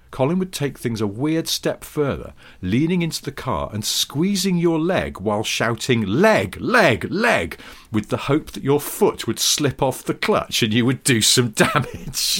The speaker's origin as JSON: {"language": "English", "area": "the Northwest", "region": "North West England", "country": "United Kingdom", "tie": "born or raised there", "moved": "yes", "said": "I grew up in the Northwest"}